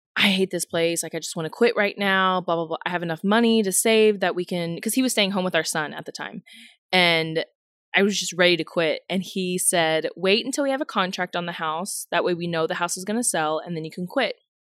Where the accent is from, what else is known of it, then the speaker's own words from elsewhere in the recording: Houston, Texas, United States; moved away as an adult; also born or lived in Kentucky; I'm born and raised in Houston